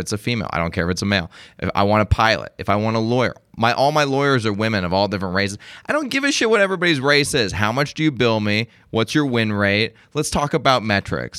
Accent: Las Vegas, Nevada, United States; I'm from Las Vegas

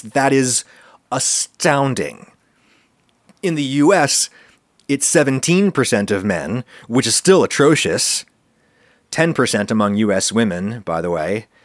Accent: United States; I'm American

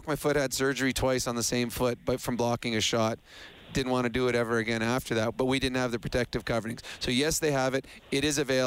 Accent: Edmonton, Alberta, Canada; I'm from Edmonton too

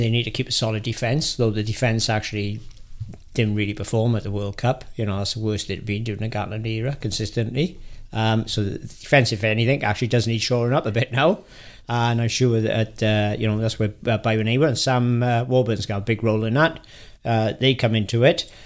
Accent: Welsh, Wales, United Kingdom; I'm Welsh

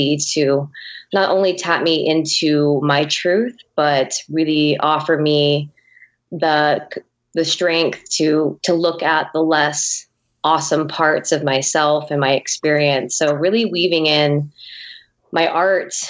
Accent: Poway, California, United States; I grew up in San Diego, California

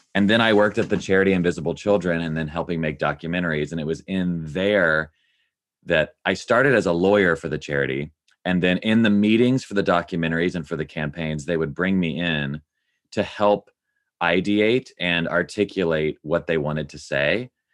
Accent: Nashville, Tennessee, United States; I grew up in Nashville, Tennessee, love that city, love that place

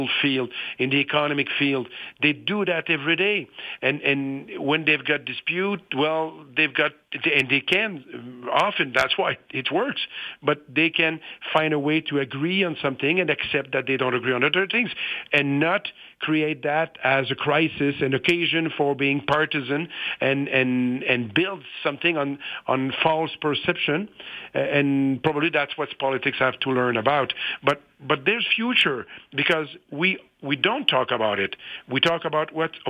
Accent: Quebec, Canada; Quebecers, as myself, well, we've got a strong sense of belonging to Quebec

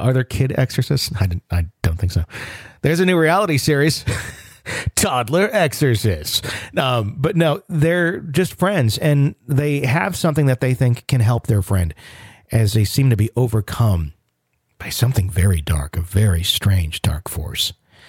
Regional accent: Panama City, Florida, United States; My story takes place in my hometown of Panama City, Florida, when I was 18.

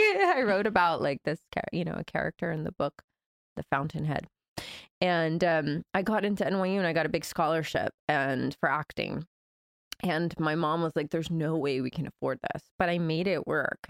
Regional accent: Georgia, United States; moved away as an adult; also born or lived in Brazil / New York; I grew up in Georgia, um, my dad's from Brazil, so I spent my summers in Brazil as a kid

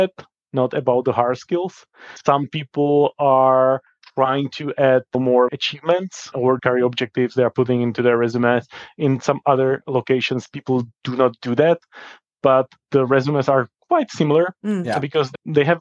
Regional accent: Czechia; in my country, Czech Republic

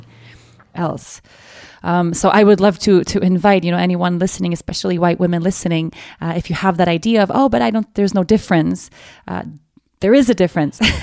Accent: Stockholm, Stockholm County, Sweden; born and raised in Sweden

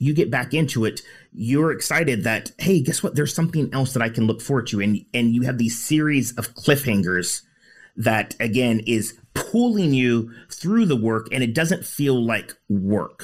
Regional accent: United States; I grew up in the States

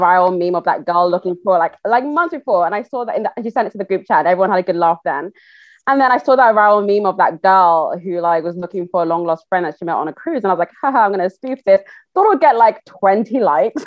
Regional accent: Nigeria; I'm Yoruba, I'm Nigerian

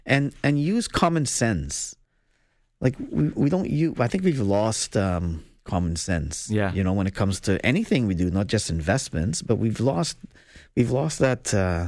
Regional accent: Trinidad & Tobago; You know, I'm from Trinidad, right? I was mm-hmm. born there.

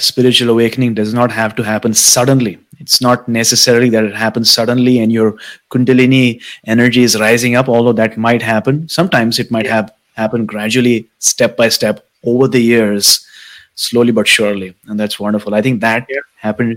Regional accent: Mumbai, Maharashtra, India; moved away as an adult; now in Canada; I came to Canada about 6 years back. I was born and brought up in Mumbai.

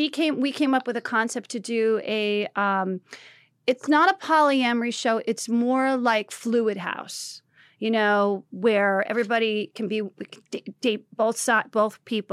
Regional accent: New Jersey, United States; You know what I mean? Because I grew up in Jersey.

